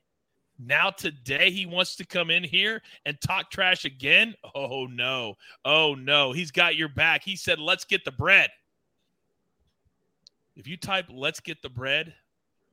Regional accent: United States; as an American

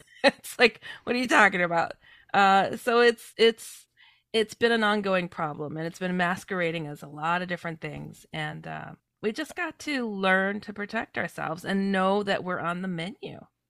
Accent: Midwest, United States; also born or lived in California; I come from the Midwest, um, though I was born in California

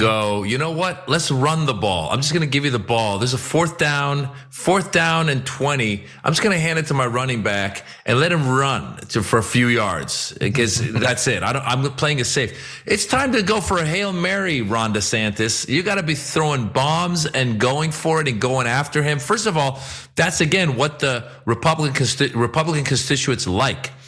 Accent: Iran; now in United States; I'm from Iran. I, am an immigrant.

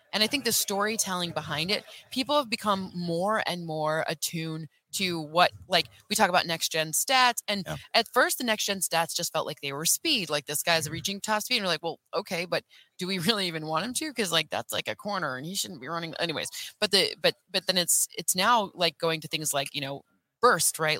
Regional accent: Michigan, United States; I'm from Michigan

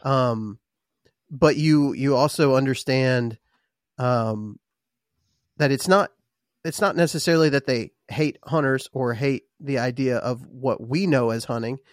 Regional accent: Texas, United States; now in Alabama, United States; I'm from Texas originally

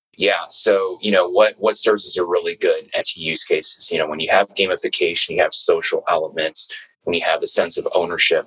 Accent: New York City, New York, United States; I was born and raised in New York, uh, Brooklyn

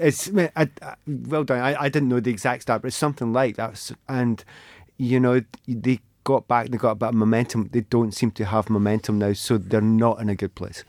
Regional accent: Scotland, United Kingdom; being Scottish

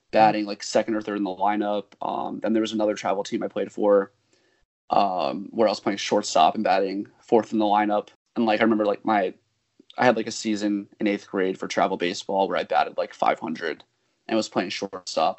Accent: Mamaroneck, New York, United States; I'm from Mamaroneck in Westchester and around

